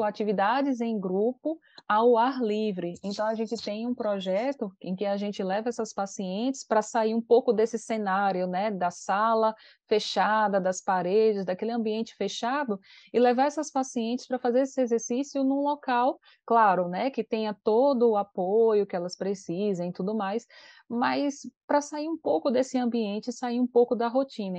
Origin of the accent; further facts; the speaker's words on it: Aracaju, Sergipe, Brazil; a gente mora numa cidade, então a gente é de Aracaju